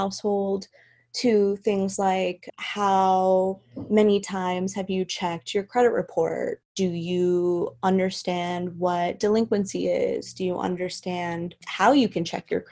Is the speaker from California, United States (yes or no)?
yes; Los Angeles, California, United States; I'm from Los Angeles, California